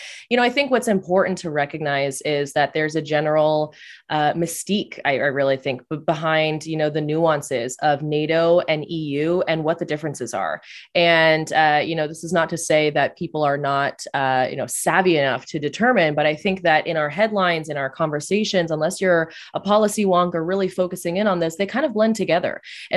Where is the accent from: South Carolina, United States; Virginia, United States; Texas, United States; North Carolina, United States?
Texas, United States; now in Washington, United States; I'm a Texan, so I'm just used to this heat.